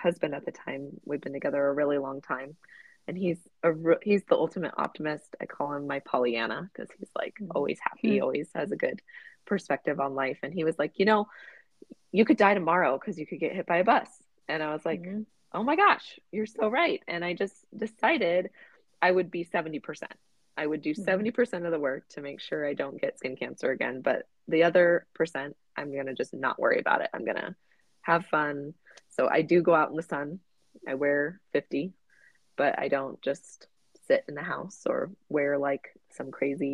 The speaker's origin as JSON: {"language": "English", "region": "Southern California", "country": "United States", "tie": "born or raised there", "said": "I grew up in Southern California, going to the beach"}